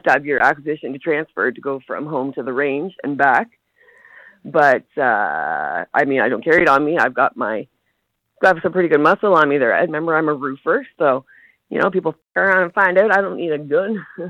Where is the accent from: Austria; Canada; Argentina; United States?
Canada; I'm Canadian, eh?